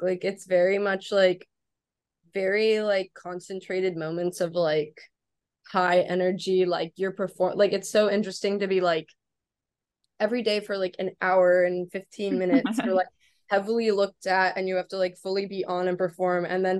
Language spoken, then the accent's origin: English; New Orleans, Louisiana, United States; I'm from New Orleans.